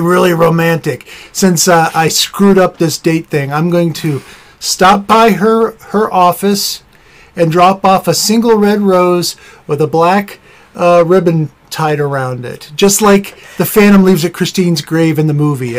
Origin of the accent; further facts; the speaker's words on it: Ohio, United States; moved away as an adult; now in Minnesota, United States; And we are transplants in Minnesota. We are originally from Ohio